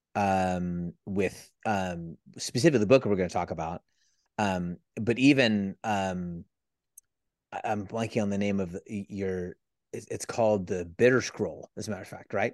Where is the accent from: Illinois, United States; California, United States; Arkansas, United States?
California, United States; San Francisco Bay Area; I'm from the San Francisco